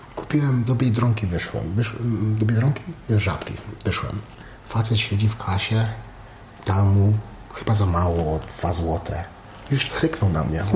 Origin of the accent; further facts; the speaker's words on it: Canada; also born or lived in United States; now in Poland; wychowałem się w Kanadzie, w Ameryce